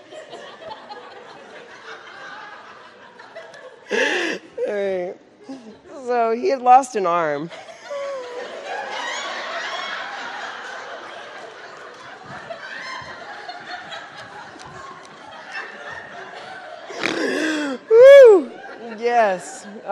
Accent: Central Texas, United States; I was raised in Central Texas

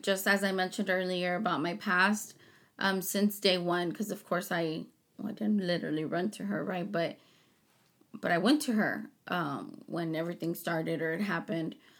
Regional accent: Harlingen, Texas, United States; also born or lived in Chicago; I was born in Chicago, raised in Harlingen

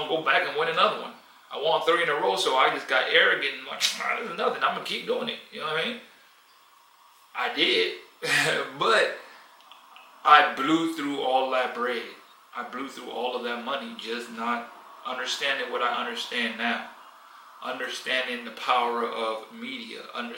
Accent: United States; moved away; I grew up in America.

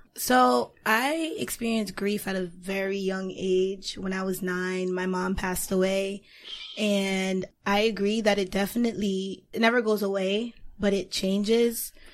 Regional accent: Boston, Massachusetts, United States; I am from the Boston area.

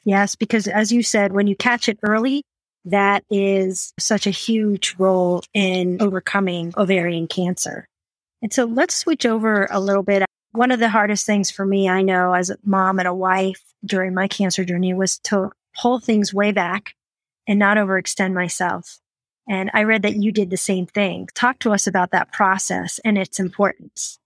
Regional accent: Fort Collins, Colorado, United States; live in my hometown of Fort Collins

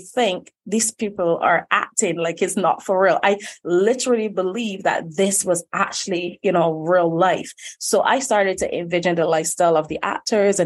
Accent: Barbados; young girl coming from Barbados, born and raised right here

